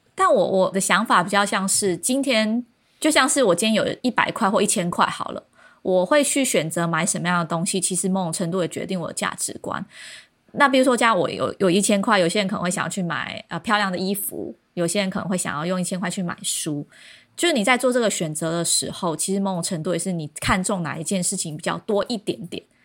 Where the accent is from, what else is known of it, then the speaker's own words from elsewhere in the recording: Kinmen County, Taiwan; 因为我是金门岛出生的人